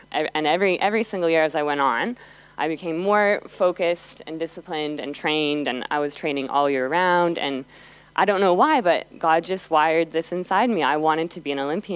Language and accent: English; Calgary, Alberta, Canada; Calgary, and that's my hometown, that's where I grew up.